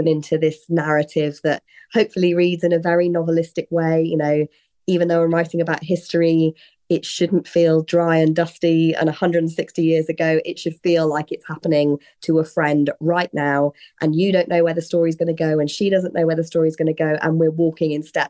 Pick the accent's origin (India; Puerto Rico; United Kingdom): United Kingdom; also born or lived in London; I am British. That's where I was born, where I grew up, and still where I'm living and working